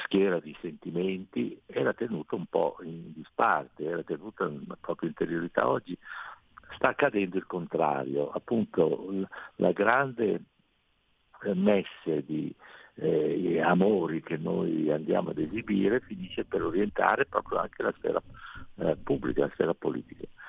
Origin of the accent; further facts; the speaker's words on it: Veneto, Italy; non sono friulano ma sono eh, veneto